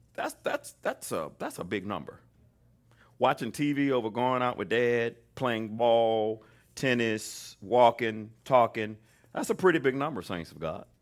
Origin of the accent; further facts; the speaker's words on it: Mobile, Alabama, United States; moved away; I grew up in Mobile, Alabama, so you don't get no more Southern than